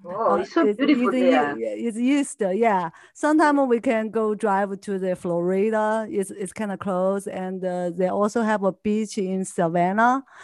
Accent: Argentina; English is a second language; moved away as an adult; now in Los Angeles, United States; I'm from Argentina.

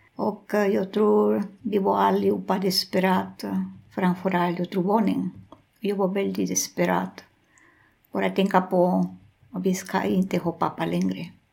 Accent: Amazonas, Peru; Swedish is a second language; moved away as an adult; also born or lived in Lima, Peru; jag föddes där, jag är därifrån, mina föräldrar var därifrån

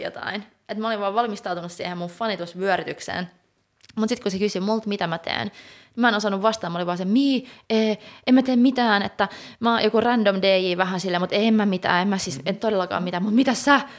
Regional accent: Finland; first language Swedish (co-native with Finnish); also born or lived in Gothenburg, Sweden; mä oon taiteilija Suomesta, mutta mä oon suomenruotsalainen, mä osaan ruotsia

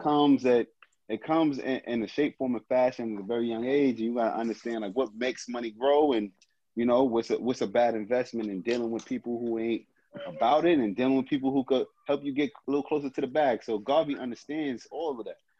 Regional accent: Brownsville, United States; I'm from Brownsville. I'm from a different world

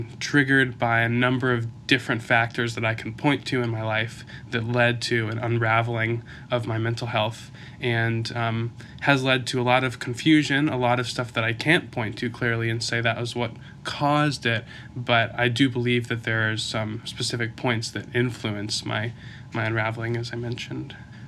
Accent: Kentucky, United States; born there; also born or lived in Belgium / Connecticut / Ohio; now in Issaquah, United States; And I was born in Kentucky. We moved around based on my dad's work, which brought us to Belgium for a while, to Connecticut, to Ohio, and eventually to Issaquah.

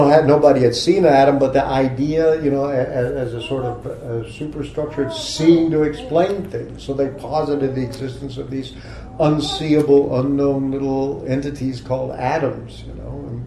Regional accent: Texas, United States; moved away; also born or lived in Oklahoma; a part of my youth, I grew up in Texas and Oklahoma

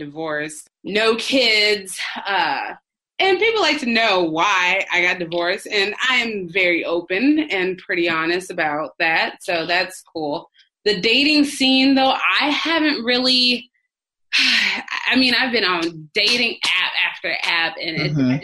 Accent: Minneapolis, Minnesota, United States; moved away as an adult; now in Dallas, United States; I come from Minneapolis and everything's like a 20-minute drive everywhere you go

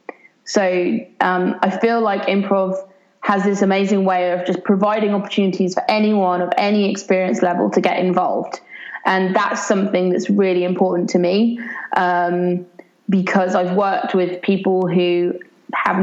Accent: Brighton, South East England, United Kingdom; my hometown of Brighton in the UK

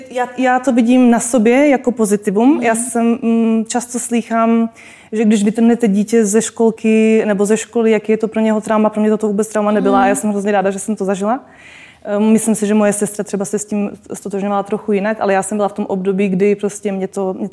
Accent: Czechia; Já jsem teda Slovenka, ale narodila jsem se v Čechách. A vlastně v Čechách my jsme chodili ze Žadce do Českých Budějovic, z Budějovic do Brna, z Brna do Prahy.

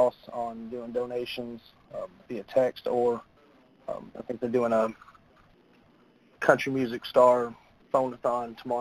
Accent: United States; also born or lived in Portland, Tennessee / Scottsville, Kentucky / Westmoreland, Tennessee / Lexington, Kentucky; now in Nashville, United States; I was born in Portland, Tennessee, but we lived in Allen County, Scottsville, Kentucky, up until fourth grade before we moved across the state line into Westmoreland

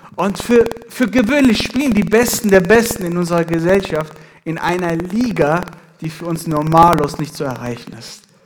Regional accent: Iran; now in Ethiopia; ich bin gebürtiger Iraner.

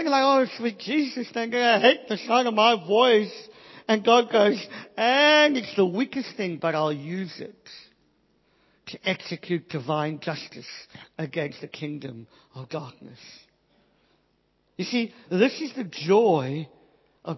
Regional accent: South Africa; I'm from South Africa. I didn't get a great education

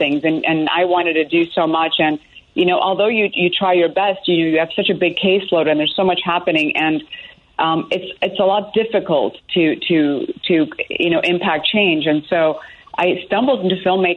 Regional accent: Chicago, Illinois, United States; moved away; also born or lived in Evanston; I am a Chicagoan originally, was born in Evanston

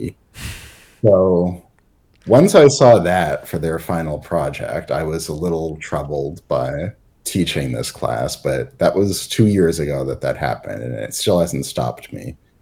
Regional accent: Massachusetts, United States; I'm not from the town, but I'm from Massachusetts

